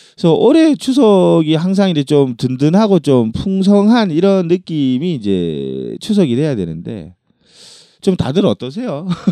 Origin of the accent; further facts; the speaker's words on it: Ulsan, South Korea; 저는 울산에서 태어났는데